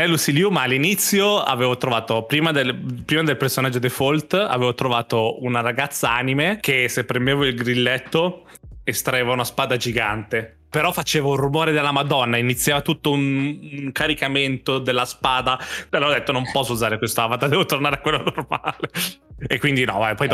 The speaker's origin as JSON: {"language": "Italian", "country": "Italy", "said": "io sono italiano."}